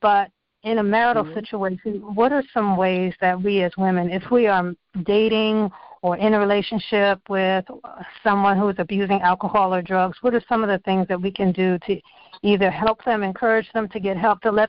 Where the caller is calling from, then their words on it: Virginia, United States; I'm calling from Virginia.